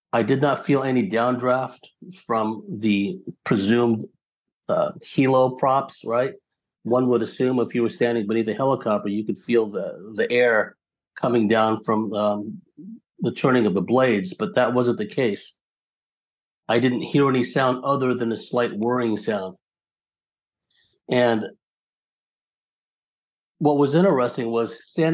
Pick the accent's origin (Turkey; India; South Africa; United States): United States; San Jose, California; now in San Diego, United States; I'd gone to the field of my fifth grade elementary school in San Jose, California